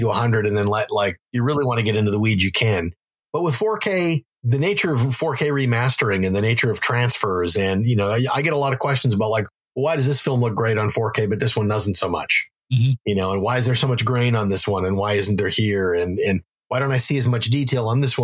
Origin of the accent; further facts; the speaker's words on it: North Dakota, United States; moved away; also born or lived in Wisconsin; I grew up in North Dakota